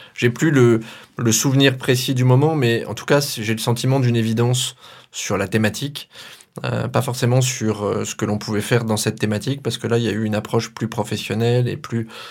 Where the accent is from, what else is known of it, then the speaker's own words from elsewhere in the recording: Auvergne-Rhône-Alpes, France; now in Sarthe, France; natif d'Auvergne et sartois maintenant